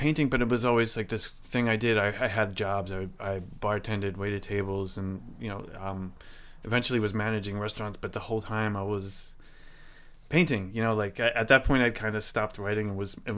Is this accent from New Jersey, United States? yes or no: yes; Camden, New Jersey, United States; I was born in Camden, New Jersey, at a hospital there